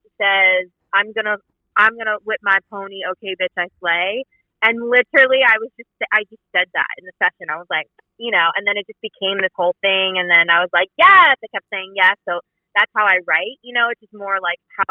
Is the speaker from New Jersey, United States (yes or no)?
yes; New Jersey, United States; now in Los Angeles, United States; I'm literally currently in South Jersey, New Jersey, where I grew up